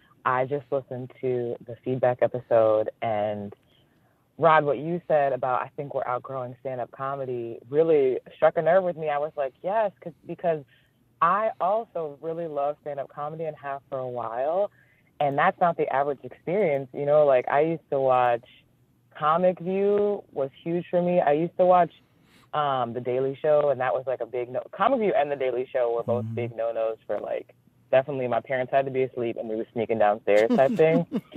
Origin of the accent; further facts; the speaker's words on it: North Carolina, United States; I grew up in North Carolina, so I didn't actually go out and see comedy until after college